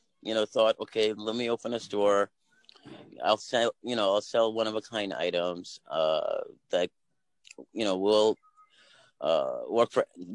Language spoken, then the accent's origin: English; Delhi, India; in Delhi, we're from Delhi.